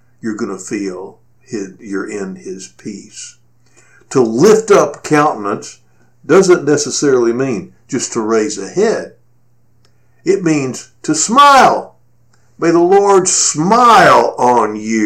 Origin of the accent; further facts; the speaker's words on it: Cleveland, Texas, United States; my hometown of Cleveland, Texas